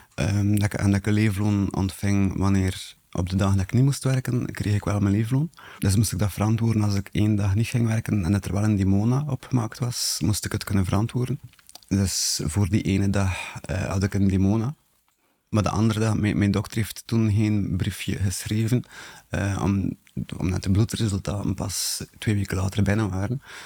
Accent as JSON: {"language": "Dutch", "town": "Bruges", "region": "Flanders", "country": "Belgium", "tie": "born or raised there", "said": "ik ben afkomstig van Brugge en ik ben 40 jaar oud."}